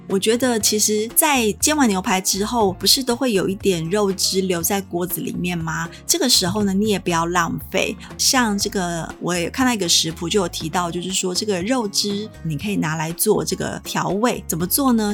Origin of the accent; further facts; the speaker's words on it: Taiwan; 我们台湾